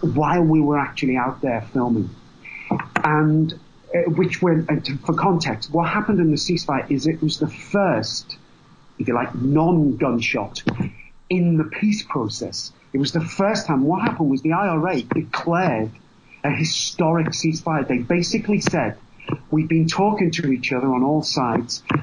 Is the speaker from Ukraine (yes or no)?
no; England, United Kingdom; I have Irish blood, I am English